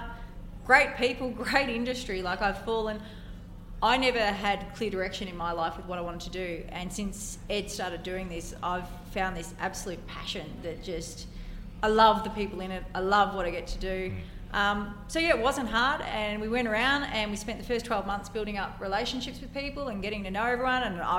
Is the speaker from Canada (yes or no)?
no; Ballarat, Victoria, Australia; my hometown